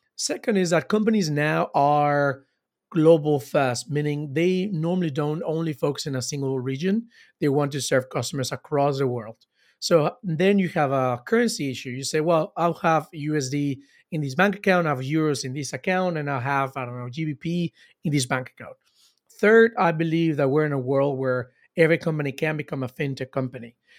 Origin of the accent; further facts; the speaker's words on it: Cancun, Quintana Roo, Mexico; I am from Mexico. I am from Cancun.